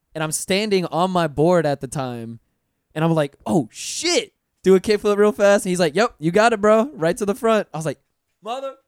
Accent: Pensacola, Florida, United States; now in Orlando, United States; I'm from Pensacola

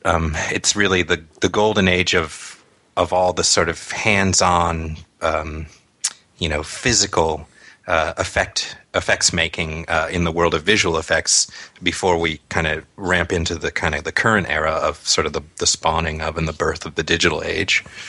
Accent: near Newport Beach, Southern California, United States; sort of near Newport Beach, where we grew up in Southern California

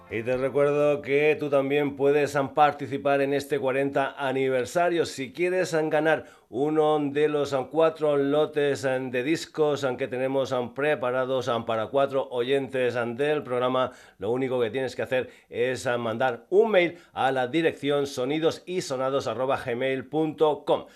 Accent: Extremadura, Spain; el castúo de mi tierra

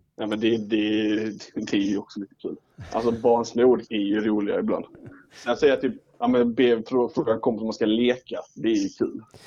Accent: Ängelholm, Skåne, Sweden; now in Örebro, Sweden; jag bor ju i Örebro men jag är ju från Ängelholm

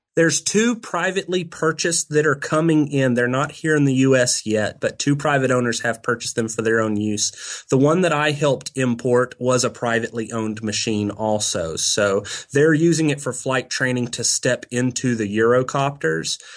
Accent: near Galveston, Texas coast, United States; I grew up on the Texas coast, not far from Galveston

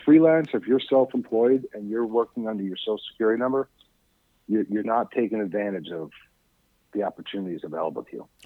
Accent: New York City, New York, United States; I grew up in Staten Island, New York

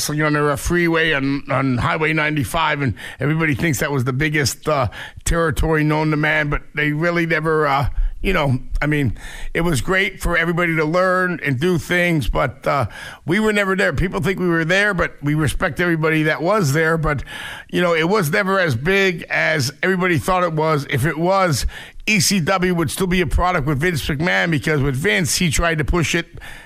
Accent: Whitehall Township, Pennsylvania, United States; we were both from Whitehall Township, and he was from Fullerton. I was from Stiles, and we played for the Stiles A's, little league baseball team

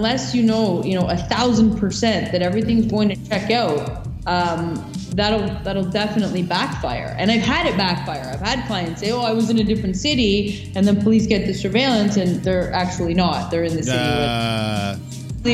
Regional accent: Canada; we, as Canadian citizens

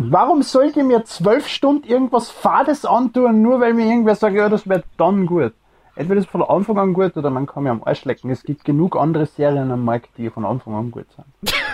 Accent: Austria; Ich bin Österreicher.

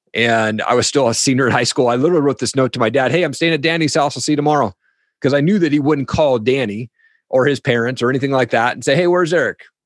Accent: Eastern Washington State, United States; I grew up in Eastern Washington State

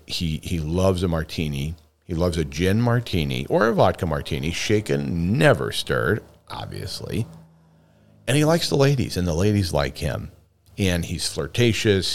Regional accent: Homer, Alaska, United States; Homer, Alaska, my hometown, where I was born and raised

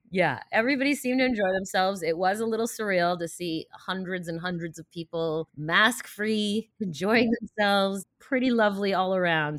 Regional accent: D C area, Maryland, United States; also born or lived in Russia; I emigrated from Russia with my family in the late seventies, but we settled around around the D C area

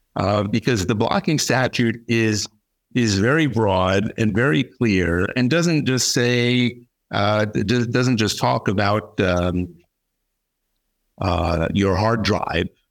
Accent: United States; moved away as an adult; also born or lived in New York; now in Paris, France; I am an American attorney. Um, based here in Paris, France. I've been here for 35 years

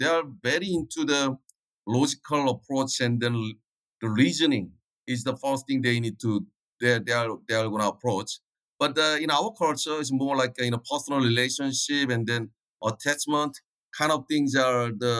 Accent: South Korea; also born or lived in India; But actually, I spent my almost, you know, half time in India and half time in Korea. So in Indian side, my Indian friends call me half Indian. Korean side, they call me half Korean.

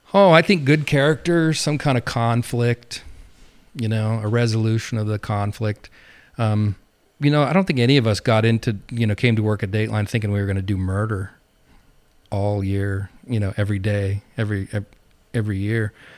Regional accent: Montana, United States; moved away as an adult; also born or lived in New Jersey; now in Medford, Oregon, United States; I grew up in Montana

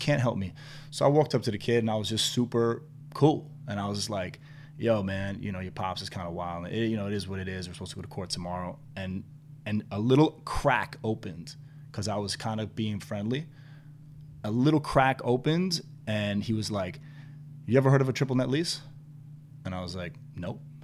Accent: New York City, New York, United States; at that age and growing up in New York was like tough white boy

